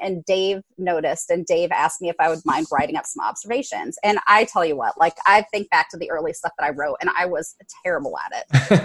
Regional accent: Central Ohio, United States; moved away as an adult; now in Atlanta, United States; I am an Ohio native. I moved down here to the greater Atlanta metro area in 2005.

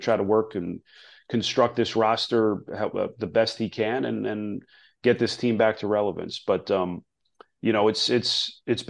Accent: Northeast, United States; I grew up in the Northeast

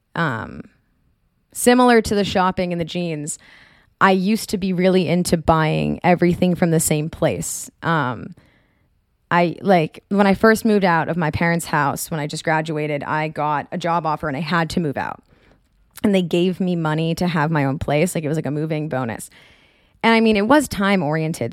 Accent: Marblehead, Massachusetts, United States; moved away; I am from Marblehead

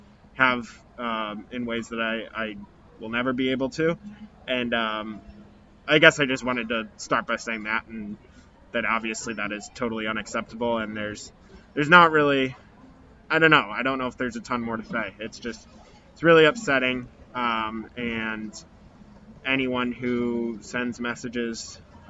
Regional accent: St. Louis, Missouri, United States; moved away; I'm from St. Louis

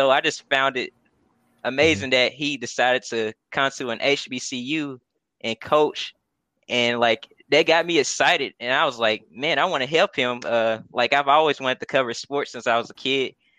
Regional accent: Alabama, United States; I was in a marching band at, in my hometown in Alabama in high school

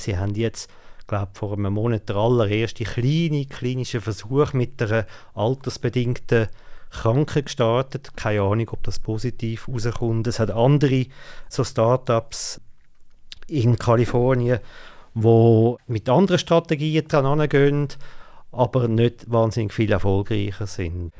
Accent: Switzerland; bei uns in der Schweiz

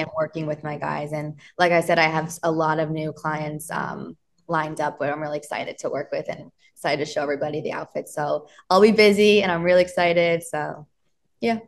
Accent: Miami, Florida, United States; now in New York, United States; I'm from Florida. I'm from Miami

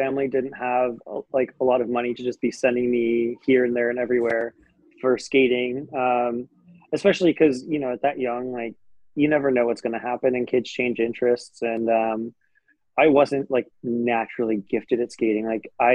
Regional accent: Aspen, Colorado, United States; I grew up in Aspen, Colorado, and winter sports are what you do there

